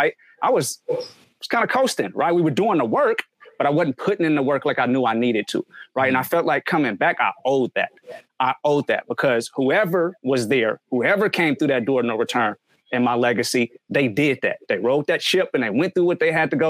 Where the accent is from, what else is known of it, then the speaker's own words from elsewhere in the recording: United States; being American